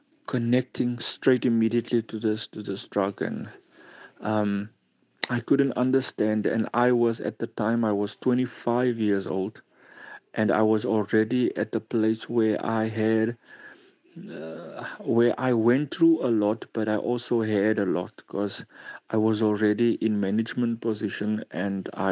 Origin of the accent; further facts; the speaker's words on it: Cape Town, Western Cape, South Africa; I'm from Cryfontein, Cape Town.